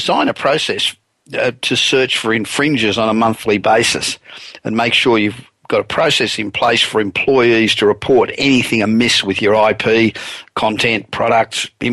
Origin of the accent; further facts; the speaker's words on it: Sydney, New South Wales, Australia; now in United States; Sydney, Australia, which is really my hometown